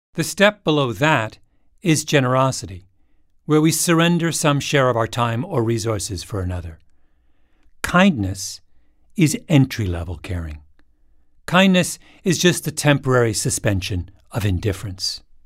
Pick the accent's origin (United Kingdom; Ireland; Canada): Canada; Elmira, Ontario; moved away; Elmira, a little town where I grew up